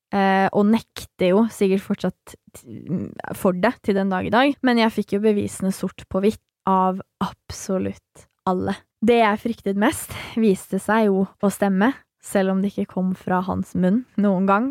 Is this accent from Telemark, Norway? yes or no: no; Nesodden, Akershus, Norway; jeg er fra Nesodden. Det er jo et lite sted